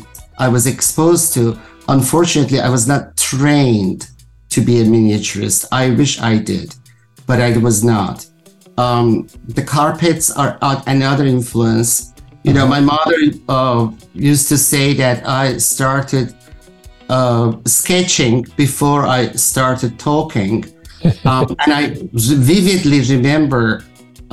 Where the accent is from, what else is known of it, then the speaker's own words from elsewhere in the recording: Tabriz, East Azerbaijan, Iran; first language Azerbaijani; English is a second language; moved away as an adult; also born or lived in France; I was born in Tabriz, Azerbaijan, province of Iran